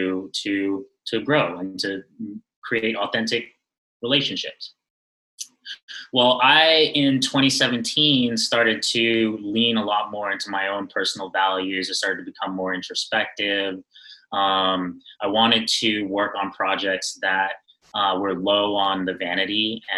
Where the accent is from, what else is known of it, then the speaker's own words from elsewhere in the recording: New York City, New York, United States; I am born and raised in Brooklyn, New York. New York native